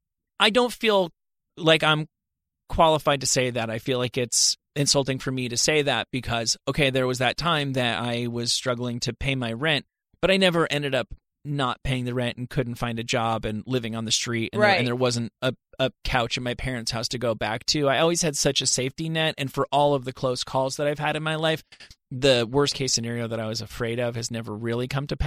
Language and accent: English; New Jersey, United States; moved away; I'm from New Jersey.